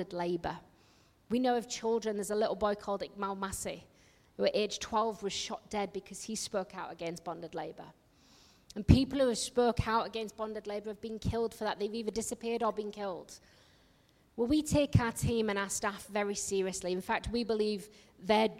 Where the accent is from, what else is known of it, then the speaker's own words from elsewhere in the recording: Yorkshire and the Humber, United Kingdom; accent: northerner; I come from Yorkshire